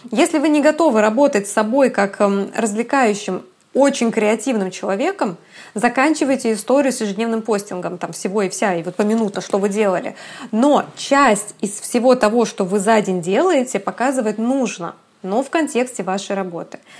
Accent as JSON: {"language": "Russian", "country": "Kazakhstan", "tie": "born or raised there", "lives_now": "Kaliningrad, Russia", "said": "мне 32 годика, и родом я из Казахстана, а Калининград — это уже пятый город в моей жизни."}